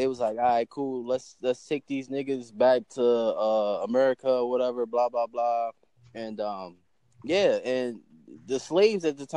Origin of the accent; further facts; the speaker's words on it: Virginia, United States; I'm from Virginia